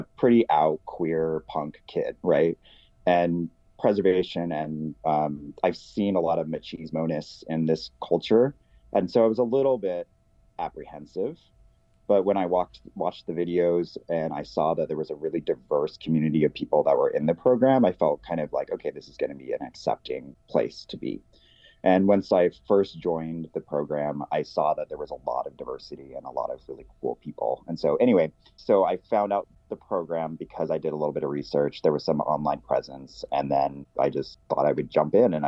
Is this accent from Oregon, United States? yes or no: yes; Portland, Oregon, United States; moved away as an adult; also born or lived in San Francisco, California; now in Astoria, United States; So I was originally born in Portland, Oregon. I moved from Portland in the late 90s to San Francisco